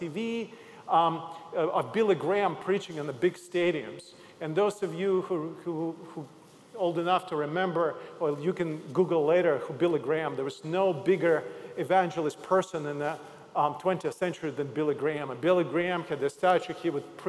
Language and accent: English; Odesa, Odesa Oblast, Ukraine; moved away as an adult; also born or lived in Zaoksky, Russia; I'm originally from Odessa, Ukraine